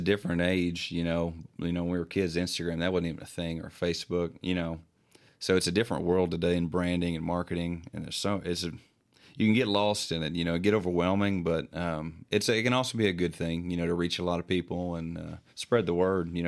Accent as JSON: {"language": "English", "town": "Morehead", "region": "Kentucky", "country": "United States", "said": "we're from Moorhead, Kentucky, you know, a small town."}